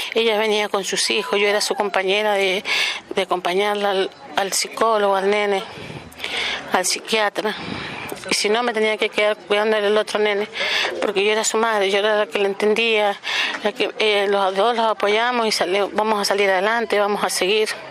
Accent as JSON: {"language": "Spanish", "region": "Mendoza", "country": "Argentina", "said": "soy de Mendoza, eh, capital"}